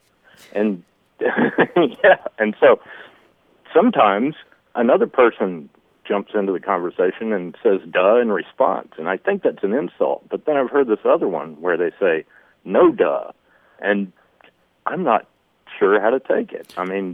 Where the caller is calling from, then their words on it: Dallas, Texas, United States; from Dallas.